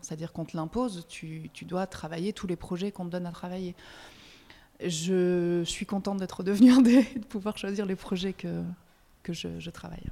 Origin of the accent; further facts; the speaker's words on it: Belgium; now in France; je suis belge, parfois je, je fais des belgicismes